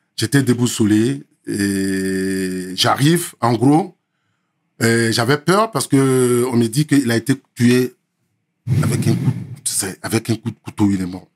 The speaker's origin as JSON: {"language": "French", "country": "Côte d’Ivoire", "also_born_or_lived": "Lakota, Côte d'Ivoire / Abidjan, Côte d'Ivoire", "moved": "as an adult", "lives_now": "France", "said": "Je suis de la Côte d'Ivoire, 100%, 100 ivoirien"}